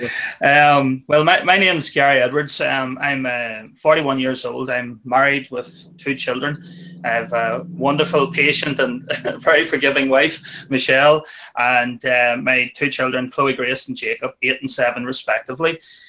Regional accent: Armagh, Northern Ireland, United Kingdom; now in Waterford, Ireland; I'm originally from Northern Ireland. I'm from Armagh, and I now live in Waterford in the southeast of Ireland.

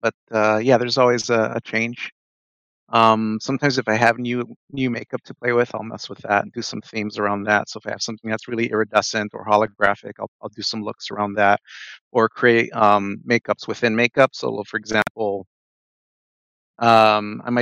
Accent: Chicago, Illinois, United States; moved away as an adult; now in Minneapolis, United States; I'm born and raised in Chicago. I've been living in Minneapolis now since 2003.

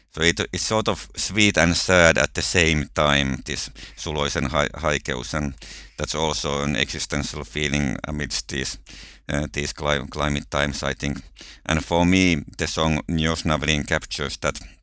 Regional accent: Finland; I'm coming from Finland

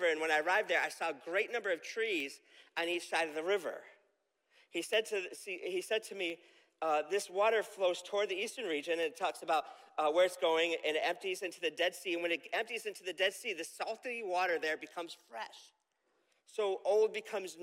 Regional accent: Camillus, New York, United States; growing up in Camillus, I had a park behind my house called Shove Park

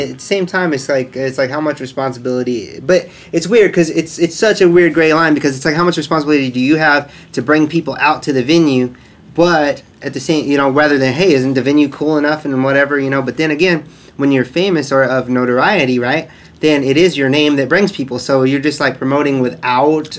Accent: Indiana, United States; I'm from Indiana

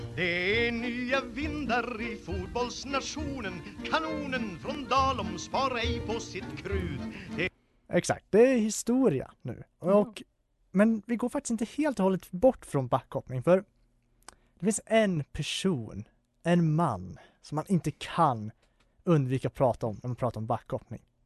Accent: Falun, Dalarna County, Sweden; min hemort, eh, eller min föreställningsort, Falun

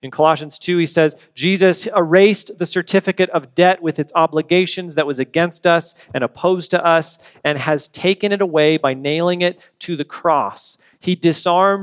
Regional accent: United States; We are Americans. I like being an American. I've always enjoyed being a citizen of this country

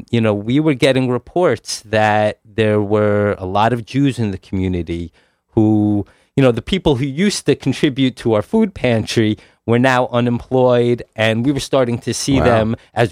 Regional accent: Teaneck, New Jersey, United States; moved away; I grew up in Teaneck, New Jersey.

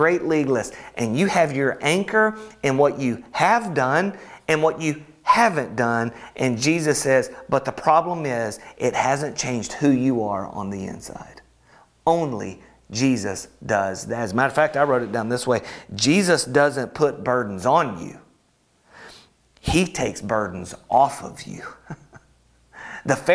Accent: Alabama, United States; I'm from Alabama

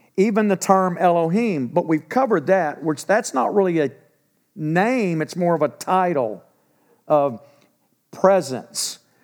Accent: Texas, United States; I'm from Texas. I'm thirty minutes from the house I grew up

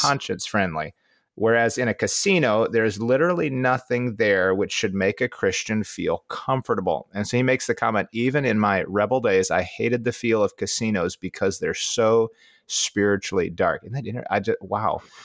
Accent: Midwest, United States; as a Midwesterner

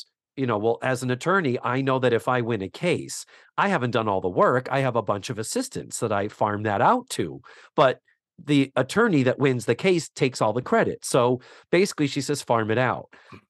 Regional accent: Milwaukee, Wisconsin, United States; I'm afraid of cheese and I'm from Milwaukee.

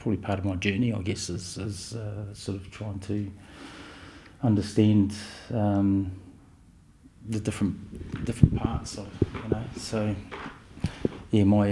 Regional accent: Martinborough, Wellington, New Zealand; moved away as an adult; born and raised in Martinborough, and so very much feel that this is, you know, this is home.

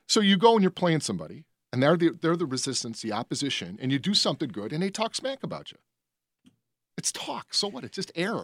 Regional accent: Berwyn, Illinois, United States; moved away as an adult; I grew up in Berwyn.

